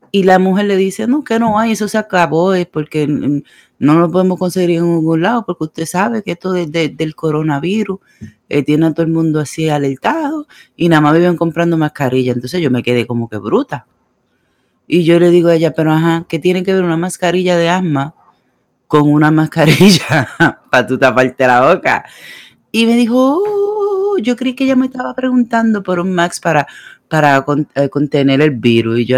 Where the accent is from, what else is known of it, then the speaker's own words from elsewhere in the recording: Puerto Rico; moved away; En mi país quieren trancar los aeropuertos. no de Puerto Rico